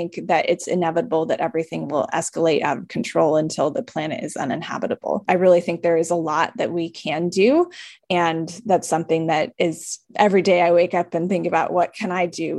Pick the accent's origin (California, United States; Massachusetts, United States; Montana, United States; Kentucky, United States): California, United States; moved away as an adult; also born or lived in Midwest; I grew up in California, I spent quite a bit of time in the Midwest